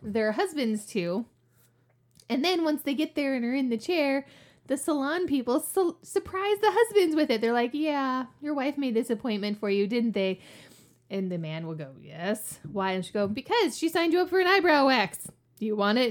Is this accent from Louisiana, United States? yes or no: yes; New Orleans, Louisiana, United States; moved away; I actually am from New Orleans. Like, New Orleans, New Orleans.